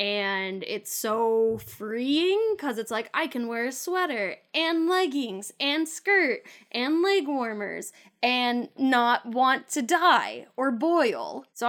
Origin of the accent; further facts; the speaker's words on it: California, United States; I'm a Californian.